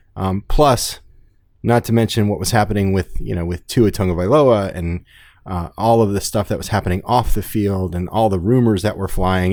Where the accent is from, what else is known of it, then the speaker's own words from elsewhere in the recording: South Florida, United States; growing up in South Florida my whole life